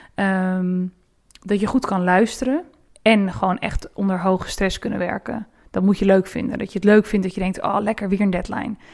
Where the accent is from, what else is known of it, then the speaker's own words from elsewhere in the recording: Rotterdam, South Holland, Netherlands; moved away; toen ik nog in Rotterdam woonde